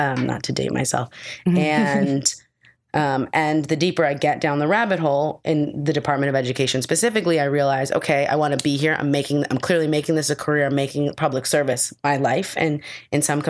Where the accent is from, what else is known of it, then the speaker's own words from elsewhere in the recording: New York City, New York, United States; I was raised in Gramercy Park on 21st Street